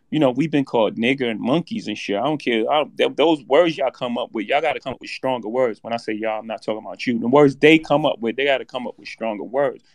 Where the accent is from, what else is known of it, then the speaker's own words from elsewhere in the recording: New York City, New York, United States; I come from Marcy Projects. In my first house, six fifteen Lexington Avenue, my mo-, grandmother's house